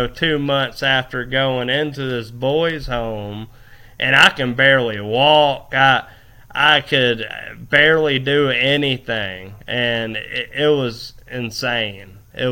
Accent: Fort Walton Beach, Florida, United States; I was from Fort Walton Beach. I was from Fort Walton Beach, Destin area, partying all the time.

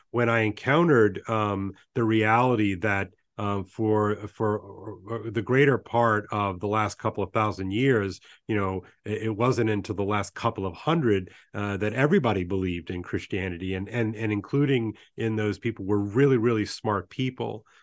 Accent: Baton Rouge, Louisiana, United States; also born or lived in New Orleans; I was born in New Orleans and grew up in Baton Rouge

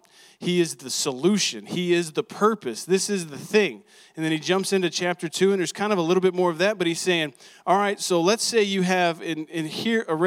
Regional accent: Texas, United States; I'm from Texas

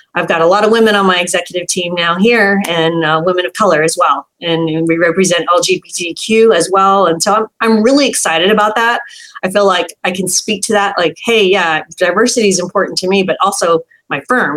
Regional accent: San Jose, California, United States; I grew up in San Jose.

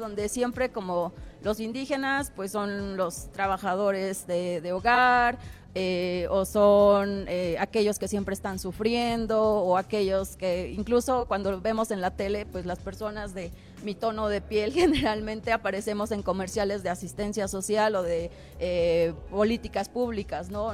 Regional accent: Durango, Mexico; soy, soy duranguense, soy norteña

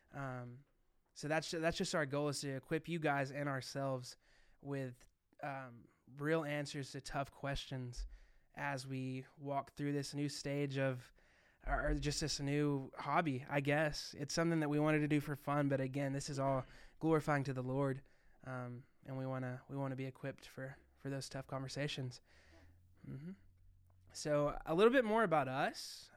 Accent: Arkansas, United States; I'm being from Arkansas

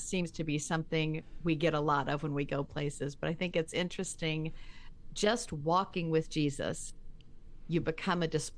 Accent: the South, United States; Ah, I am from the South. A barbecue is only when it involves pork or brisket.

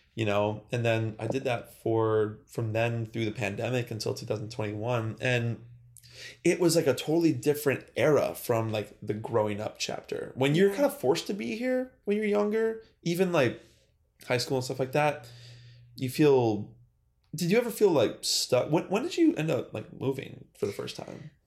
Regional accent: North Tonawanda, New York, United States; moved away; I'm from, specifically North Tonawanda

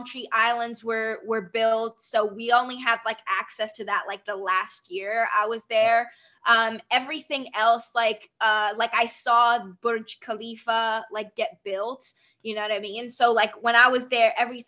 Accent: Iraq; also born or lived in Dubai, United Arab Emirates; now in Vancouver, Canada; I grew up in Iraq and then moved to Dubai. And then from Dubai, I came here

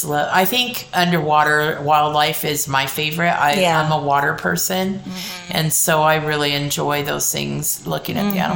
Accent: California, United States; I grew up in California

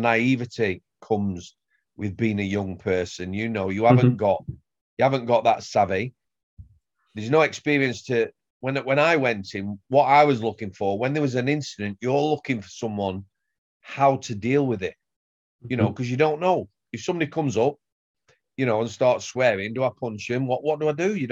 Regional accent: Sheffield, Yorkshire and the Humber, United Kingdom; I come from Sheffield

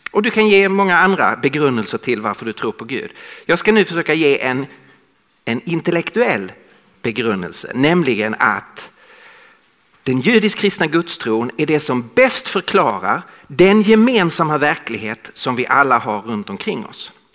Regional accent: Skåne, Sweden; accent: Scanian (skånska); moved away as an adult; now in Stockholm, Sweden; jag talar skånska. Så jag kommer från södra Sverige

